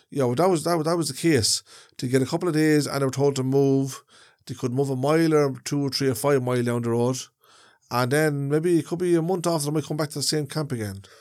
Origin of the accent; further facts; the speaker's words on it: Ireland; travelers are a part of Irish society. They are, we are Irish people